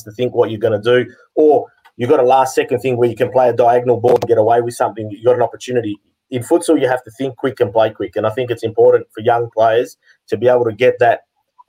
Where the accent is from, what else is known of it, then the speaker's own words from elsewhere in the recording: Western Australia, Australia; I was born in Australia, first generation Greek, born over here.